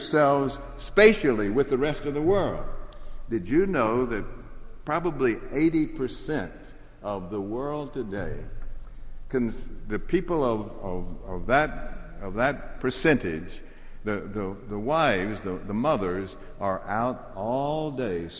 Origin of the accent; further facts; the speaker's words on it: Jackson, Mississippi, United States; I grew up in Mississippi, and I could walk from my house in Jackson to the Pearl River.